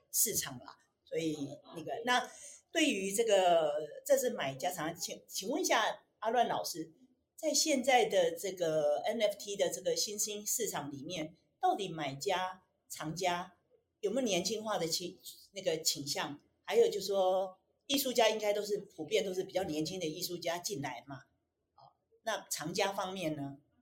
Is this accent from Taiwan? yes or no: yes; Taiwan; 我们台湾人